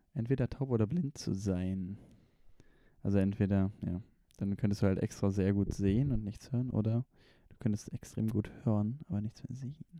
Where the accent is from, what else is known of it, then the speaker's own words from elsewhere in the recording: Konstanz, Baden-Württemberg, Germany; moved away; also born or lived in Ulm; Ich war in meiner Heimat, am See, Konstanz